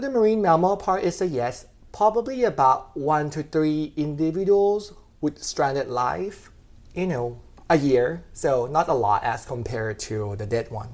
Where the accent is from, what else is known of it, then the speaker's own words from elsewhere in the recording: Rayong, Thailand; moved away as an adult; also born or lived in Bangkok, Thailand; now in Georgia, United States; I was from Rayong City, which is about an hour and a half from Bangkok. It's a coastal city, so I grew up by the beach